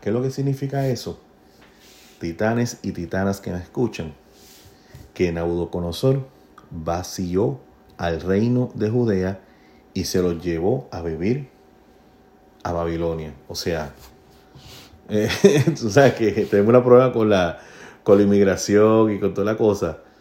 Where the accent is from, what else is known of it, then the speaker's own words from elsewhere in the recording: Puerto Rico; now in United States; Yo como puertorriqueño